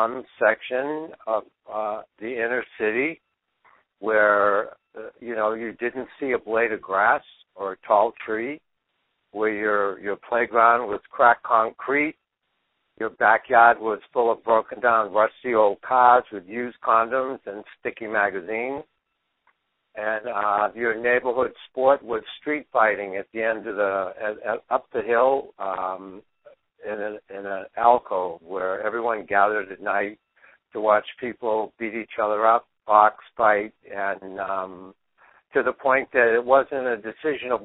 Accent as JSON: {"language": "English", "town": "Boston", "region": "Massachusetts", "country": "United States", "tie": "born or raised there", "said": "I grew up in Dorchester in 1950 in the inner city of Boston."}